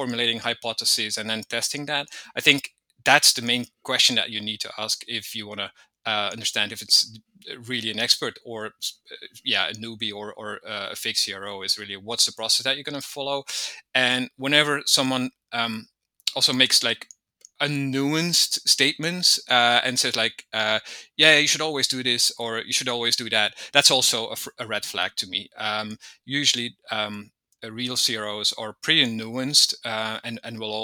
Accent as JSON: {"language": "English", "country": "Belgium", "also_born_or_lived": "Malta / Portugal", "moved": "as an adult", "lives_now": "Spain", "said": "I'm originally from Belgium. I lived there for a long time as well."}